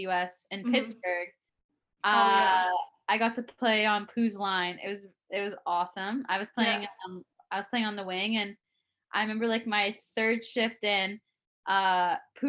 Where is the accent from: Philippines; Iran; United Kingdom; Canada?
Canada; Toronto, Ontario; moved away as an adult; also born or lived in Boston; being in my hometown growing up